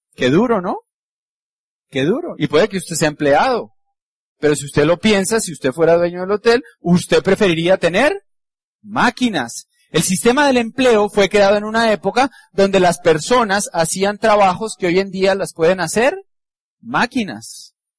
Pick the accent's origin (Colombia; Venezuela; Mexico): Colombia; Como somos colombianos